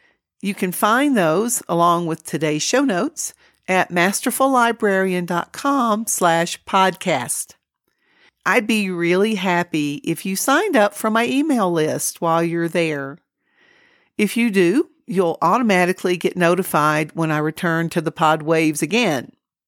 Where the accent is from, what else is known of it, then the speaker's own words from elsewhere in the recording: Georgia, United States; moved away as an adult; now in New Mexico, United States; I came to New Mexico from Georgia over 20 years ago and raised my children here. New Mexico feels like home, but most of my family is back in the Southeast, so that's why I'm Georgia bound.